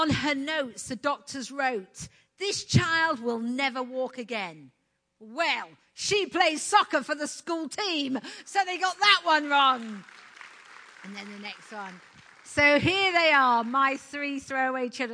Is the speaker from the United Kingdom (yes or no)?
yes; United Kingdom; moved away as an adult; being British